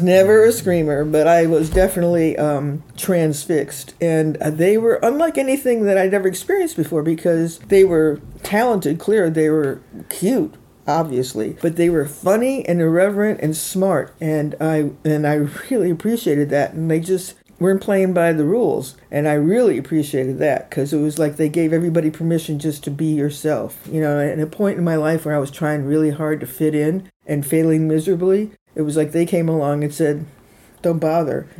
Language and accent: English; Chicago, Illinois, United States; also born or lived in Woodstock, New York / New York City / Mendocino; now in San Francisco, United States; I lived where I was born and raised in Chicago, Illinois.